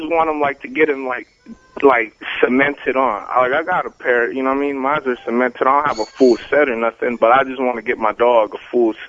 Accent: Bay Area, California, United States; moved away as an adult; now in England; right now I'm in England. I'm originally from the Bay Area

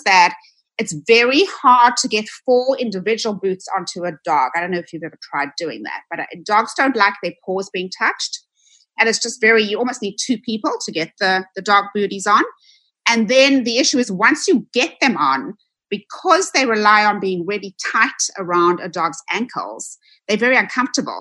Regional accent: South Africa; now in United States; I am originally from South Africa. You'll probably hear a bit of an accent. I moved to the United States in 1996

